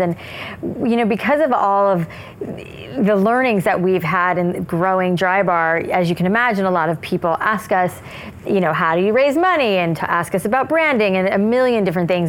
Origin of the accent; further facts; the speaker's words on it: South Florida, United States; I grew up in South Florida where it was like frizzy hair